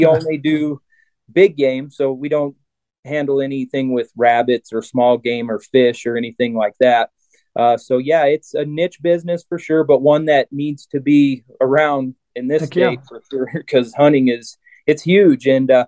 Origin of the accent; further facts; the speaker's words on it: Arvada, Colorado, United States; that's my hometown, is Arvada, Colorado. That's where I was born and raised, went to school and everything